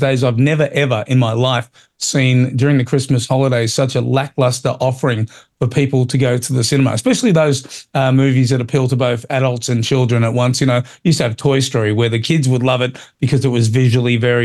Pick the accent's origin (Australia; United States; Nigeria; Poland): Australia; as an Australian